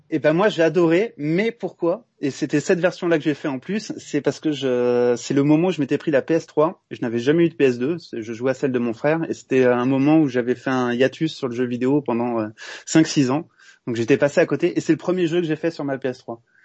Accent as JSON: {"language": "French", "town": "Montpellier", "region": "Occitania", "country": "France", "said": "je suis Montpelliérain"}